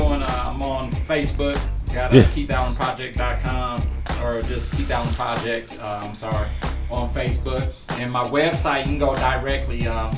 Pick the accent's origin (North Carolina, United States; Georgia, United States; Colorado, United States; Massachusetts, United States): Colorado, United States; Denver; Being born and raised in Denver, Colorado, man. With the sun, you know, we get that about 300 some days a year.